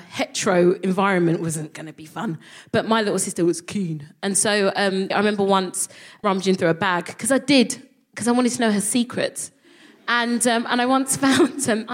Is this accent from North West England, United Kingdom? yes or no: no; London, United Kingdom; I would call myself a Nigerian Londoner because I felt like London was such, that was my identity